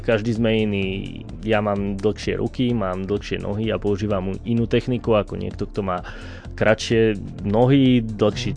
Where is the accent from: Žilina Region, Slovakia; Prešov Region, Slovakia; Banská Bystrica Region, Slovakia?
Banská Bystrica Region, Slovakia; Rohozná; pochádzam z Brezna, z dediny z Rohoznej